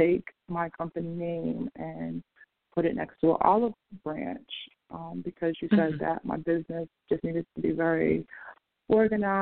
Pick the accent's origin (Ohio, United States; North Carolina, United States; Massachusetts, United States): Massachusetts, United States; Boston; also born or lived in San Francisco; now in Los Angeles, United States; I'm originally from Boston, but I live in L.A.